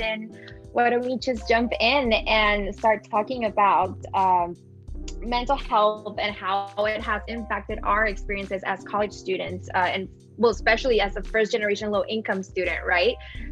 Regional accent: Piedras Negras, Coahuila, Mexico; now in Chapel Hill, United States; I am currently a senior at the University of North Carolina at Chapel Hill, and I am from Piedras Negras, Mexico

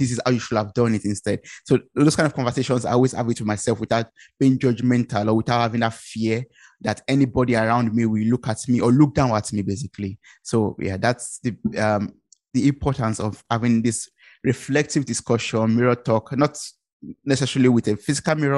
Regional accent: Ibadan, Oyo, Nigeria; moved away as an adult; now in Germany; I come originally from Nigeria. I'm based in Germany

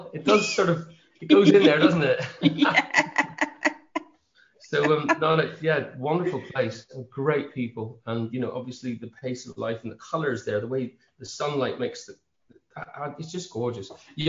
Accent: Buncrana, County Donegal, Ireland; I grew up around Bunkrana, and I learned to swim on Bunkrana Beach. It was the summer of 76, I was 10 years old

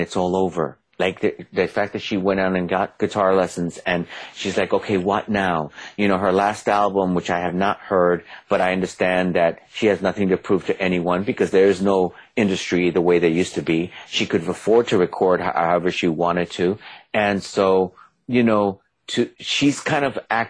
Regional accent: New York City, New York, United States; just like I'm from the Bronx

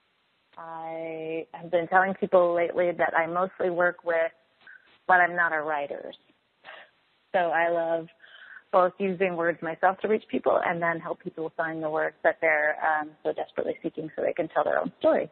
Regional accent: Eastern Canada, Canada; moved away; I'm from Eastern Canada

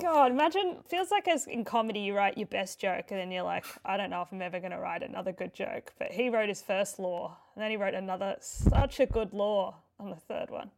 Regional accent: Queensland, Australia; I grew up in Queensland

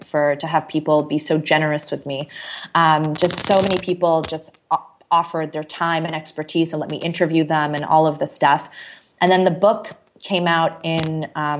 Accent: Canada; also born or lived in Toronto / Chicago; I moved to Chicago randomly as a Canadian

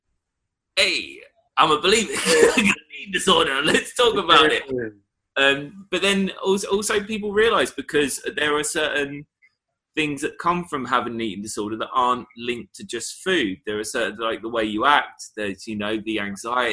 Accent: Essex, East of England, United Kingdom; growing up in Essex

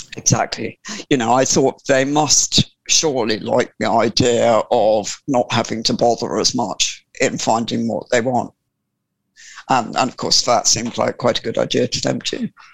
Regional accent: Sussex, South East England, United Kingdom; I was born in Sussex, and I was born, born, or well, not literally born, but brought up from from birth on a farm

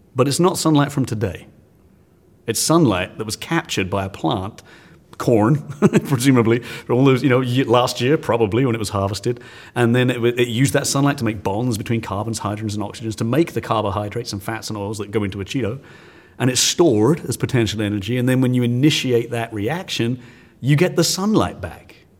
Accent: England, United Kingdom; now in Texas, United States; I, I am English

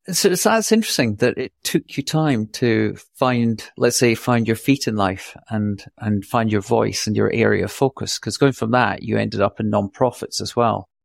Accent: Scotland, United Kingdom; also born or lived in New York; now in Austin, United States; I see myself as a Scot, but a, a natural, a natural New Yorker

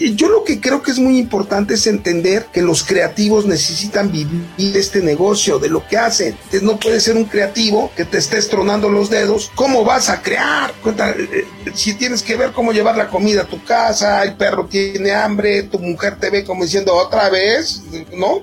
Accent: Mexico; nosotros como mexicanos

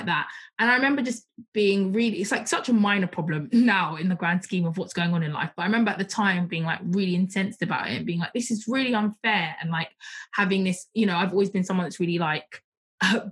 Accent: Croydon, London, United Kingdom; I'm from Croydon, and it's a very diverse borough

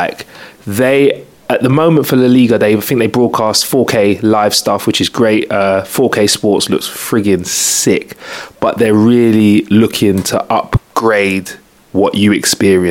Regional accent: United Kingdom; We're British people

